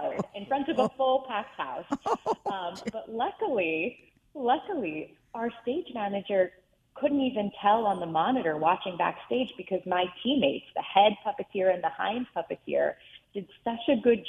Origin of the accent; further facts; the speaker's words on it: Reisterstown, Maryland, United States; I was lucky enough to grow up in Reisterstown, Maryland, which is outside of Baltimore City